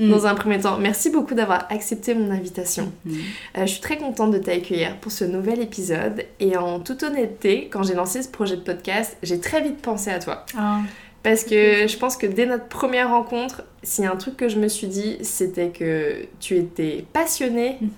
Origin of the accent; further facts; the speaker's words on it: Brittany, France; Putain, je suis bretonne quoi.